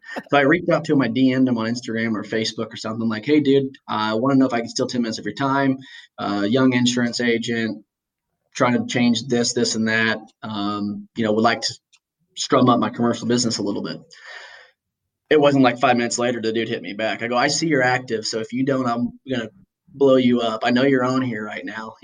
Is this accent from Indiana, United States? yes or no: yes; Indiana, United States; I've got this tie to my hometown